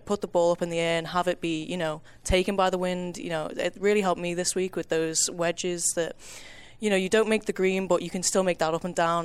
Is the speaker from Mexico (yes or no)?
no; Golf Coast of England, Northwest, North West England, United Kingdom; moved away as an adult; now in Kansas, United States; I am from the Gulf Coast of England.